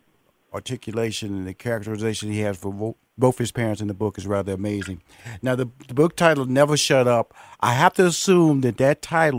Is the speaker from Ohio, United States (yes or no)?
no; Texas, United States; because I come from the hood. I grew up in Fifth Ward, and just like your parents, they moved me to Northeast.